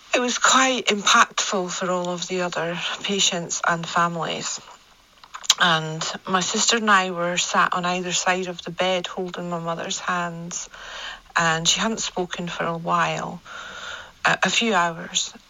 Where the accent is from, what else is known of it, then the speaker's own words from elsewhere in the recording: Scotland, United Kingdom; accent: Scottish; my Scottish accent